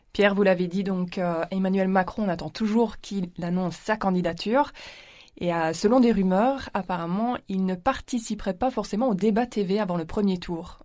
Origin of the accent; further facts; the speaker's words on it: Belgium; chez nous en Belgique